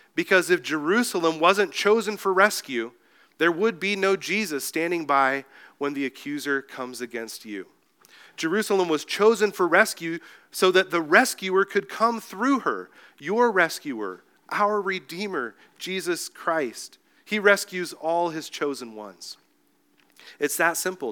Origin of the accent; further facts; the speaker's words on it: Mexico; moved away; also born or lived in Escondido, California; I grew up in Mexico